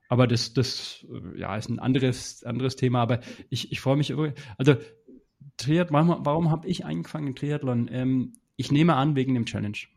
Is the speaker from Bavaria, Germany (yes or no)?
yes; Teuschnitz, Bavaria, Germany; also ich komme aus Teuschnitz. Ungefähr. Also Franken ist ja groß, das ist das Problem. Franken ist ja größer als Bayern eigentlich.